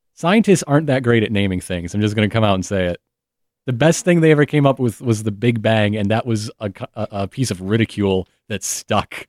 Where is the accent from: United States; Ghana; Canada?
United States; Flint, Michigan; I'm from Flint, Michigan.